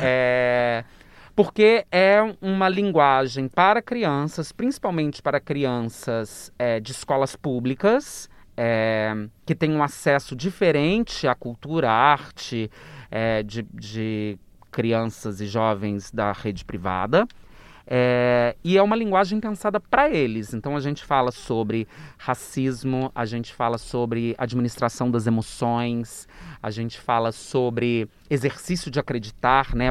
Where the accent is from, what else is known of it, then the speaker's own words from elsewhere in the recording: interior of Minas Gerais, Brazil; moved away as an adult; also born or lived in Rio de Janeiro; eu sou do interior de Minas